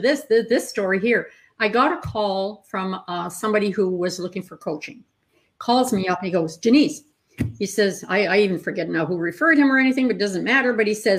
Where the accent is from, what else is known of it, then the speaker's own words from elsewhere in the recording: Northern Ontario, Canada; I grew up in Northern Ontario